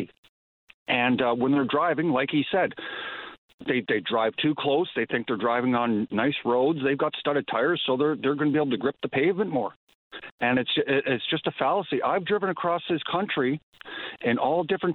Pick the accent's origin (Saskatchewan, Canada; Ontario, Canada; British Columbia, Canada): Ontario, Canada; Pefferlaw; also born or lived in Fort McMurray, Alberta; I grew up in Northern Ontario